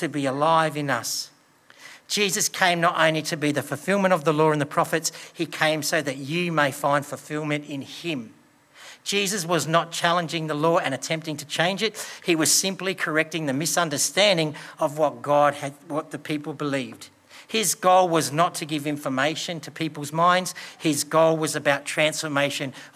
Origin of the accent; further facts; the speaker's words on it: Australia; We live in Australia.